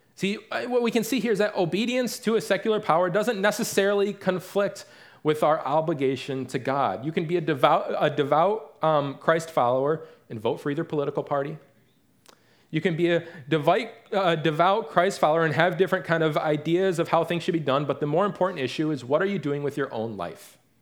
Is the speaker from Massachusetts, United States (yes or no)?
no; Detroit area, Michigan, United States; now in Raleigh, United States; growing up in the Detroit area is not the same, or the, the Detroit area, so to speak, is not the same as actually growing up in the city itself